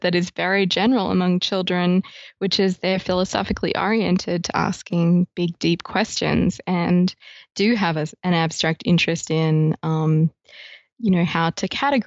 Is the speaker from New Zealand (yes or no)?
no; Australia; now in Ithaca, United States; I'm being Australian